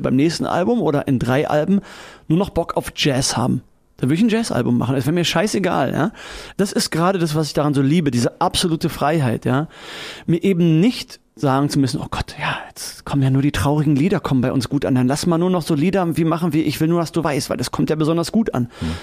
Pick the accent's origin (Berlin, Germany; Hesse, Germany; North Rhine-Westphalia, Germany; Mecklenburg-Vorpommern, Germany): Berlin, Germany; Ich bin auch wirklich in der Stadtrandstraße aufgewachsen